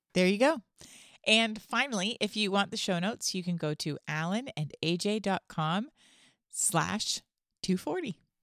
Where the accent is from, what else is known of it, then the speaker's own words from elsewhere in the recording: Canada; now in United States; Canadian still, by the way. I mean, I'm American as well, but I was born Canadian.